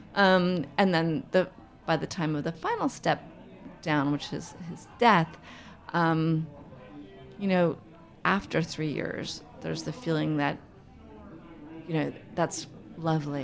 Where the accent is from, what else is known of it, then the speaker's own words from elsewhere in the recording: New York City, New York, United States; I grew up in Manhattan.